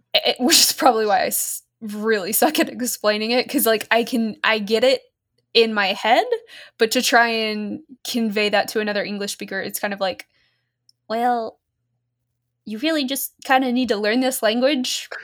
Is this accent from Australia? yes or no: yes; Australia; accent: mostly Australian; moved away as an adult; now in United States; I grew up in Australia, but was American born and had lived in America for long enough to actually have an American accent when we moved over.